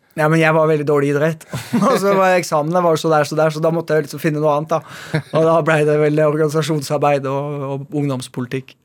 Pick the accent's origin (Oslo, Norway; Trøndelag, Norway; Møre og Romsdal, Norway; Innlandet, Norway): Oslo, Norway; also born or lived in Haugesund, Norway; Jeg er født i Haugesund. Og selv om jeg vokste opp i Oslo